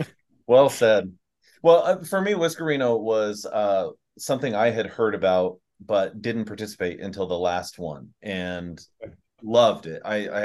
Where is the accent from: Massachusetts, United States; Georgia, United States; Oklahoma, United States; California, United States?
California, United States; Southern; I grew up in Southern California eating tacos.